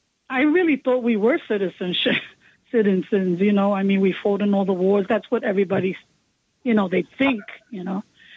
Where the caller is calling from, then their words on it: Bronx, New York, United States; from the Bronx, and I'm a buddy and longtime listener.